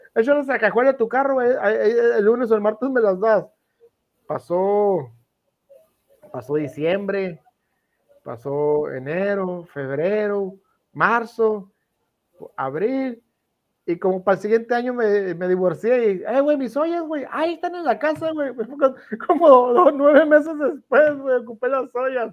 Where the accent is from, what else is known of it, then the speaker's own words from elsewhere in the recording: Mexico; como mexicano, fíjate, como mexicano